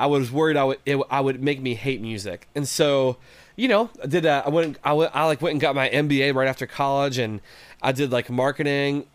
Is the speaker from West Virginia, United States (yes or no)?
yes; West Virginia, United States; moved away as an adult; also born or lived in Detroit area, Michigan; now in Detroit, United States; I'm from West Virginia originally. So I grew up in the Mountain State, uh, in West Virginia